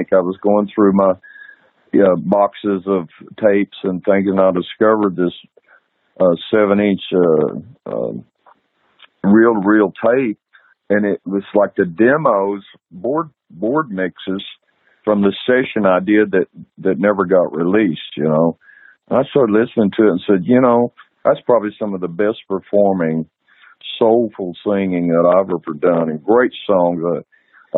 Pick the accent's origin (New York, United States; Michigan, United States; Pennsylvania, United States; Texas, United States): Texas, United States; I'm from Texas, and I'm very proud of Texas and devoted to this state.